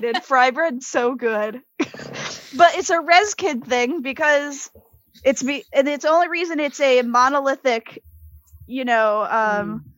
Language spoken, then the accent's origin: English; Connecticut, United States; moved away as an adult; also born or lived in Florida / Michigan; now in South Florida, United States; I was actually raised in Connecticut because of military